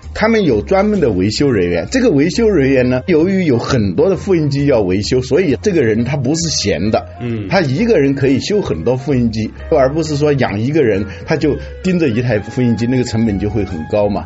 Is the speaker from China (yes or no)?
yes; China; 我们中国人